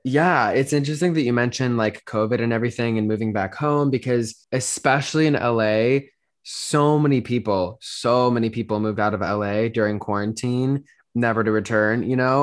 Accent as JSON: {"language": "English", "town": "Denver", "region": "Colorado", "country": "United States", "tie": "born or raised there", "moved": "as an adult", "lives_now": "Los Angeles, United States", "said": "I grew up in Denver, Colorado, and then moved to Los Angeles almost four years ago now"}